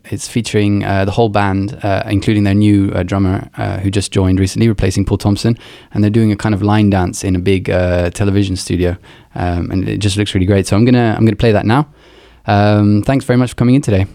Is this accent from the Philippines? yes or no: no; Luxembourg; moved away; I grew up in Luxembourg